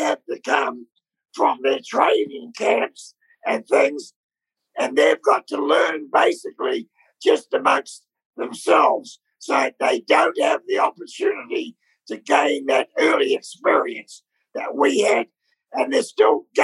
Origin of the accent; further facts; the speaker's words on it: New Zealand; moved away as an adult; we're born from New Zealand